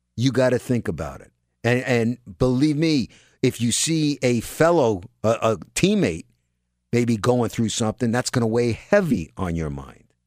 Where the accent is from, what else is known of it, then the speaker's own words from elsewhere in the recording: New York City, New York, United States; I'm a New Yorker, raised in New York